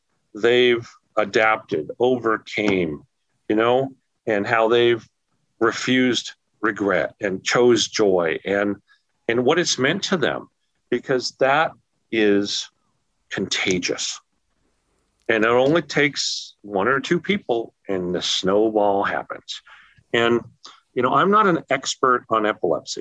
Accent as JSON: {"language": "English", "town": "Los Angeles", "region": "California", "country": "United States", "moved": "yes", "lives_now": "Arizona, United States", "said": "I was from Los Angeles"}